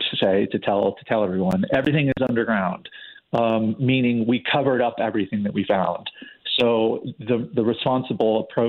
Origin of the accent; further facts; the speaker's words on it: Chicago, Illinois, United States; I grew up in Chicago